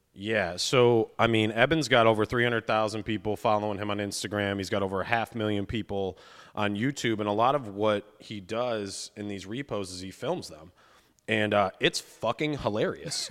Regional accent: Cleveland, Ohio, United States; I'm from Cleveland

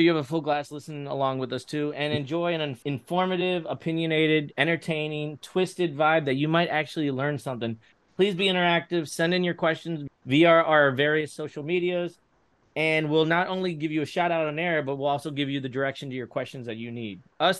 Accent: Florida, United States; also born or lived in New York; I'm part Puerto Rican, part Italian, part Slovakian, so that means I'm a big mutt. I was born in New York, live almost my entire life in Florida. I'm in Central Florida right now in Claremont. I am 40-something-something.

